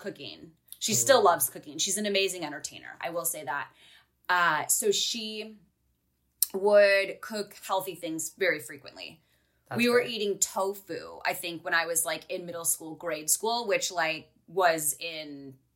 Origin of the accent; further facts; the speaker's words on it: Midwest, United States; also born or lived in Milwaukee; now in Pacific Northwest, United States; I grew up in the Midwest, obviously, which is a little different than growing up in the Pacific Northwest